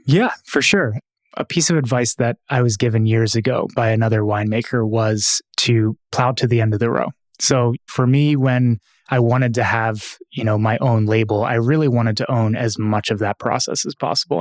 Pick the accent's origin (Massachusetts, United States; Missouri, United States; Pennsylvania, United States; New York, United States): Pennsylvania, United States; Philadelphia; moved away; growing up in Philadelphia